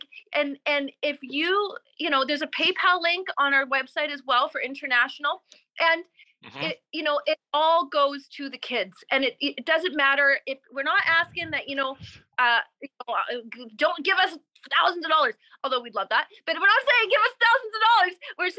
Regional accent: Canada; Recovery Kids with a Z, with a Z. We're Canadian, ZZ, recoverykids.com.

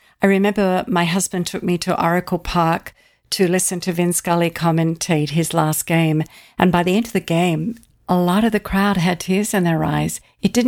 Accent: Australia; now in United States; I'm Australian

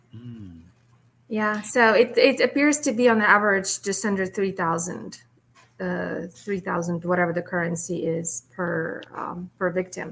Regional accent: Russia; now in United States; I'm from Russia originally

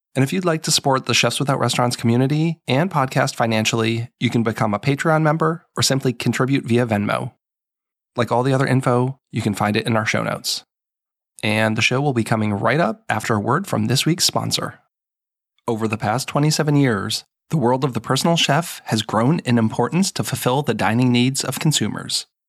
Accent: New England, United States; moved away as an adult; also born or lived in Seattle; I grew up in New England

